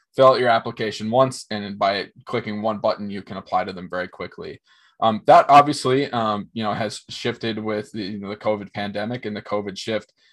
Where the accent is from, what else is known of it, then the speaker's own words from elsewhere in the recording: Minnesota, United States; also born or lived in Fargo, North Dakota; born and raised in Minnesota, grew up in a very small town